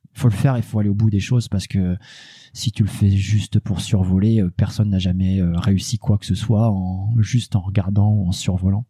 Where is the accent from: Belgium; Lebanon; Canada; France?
France; Normandy; je suis normand